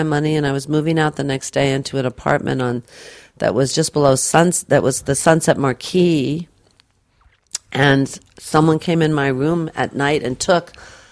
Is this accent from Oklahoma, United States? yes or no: no; New York City, New York, United States; I'm a New Yorker